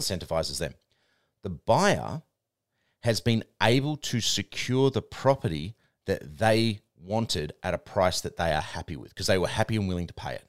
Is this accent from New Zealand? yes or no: yes; New Zealand; now in Australia; I'm Aussie born, but my, my parents were Kiwi, so I grew up in New Zealand